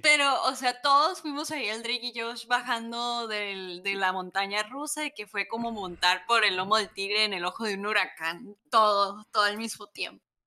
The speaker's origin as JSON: {"language": "Spanish", "country": "Mexico", "said": "somos mexicanos"}